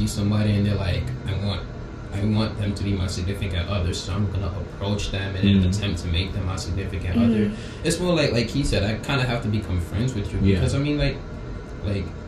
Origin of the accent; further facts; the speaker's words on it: New York, United States; I'm from New York